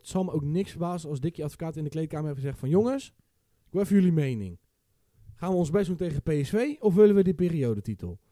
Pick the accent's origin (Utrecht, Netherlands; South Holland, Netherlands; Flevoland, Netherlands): South Holland, Netherlands; Westland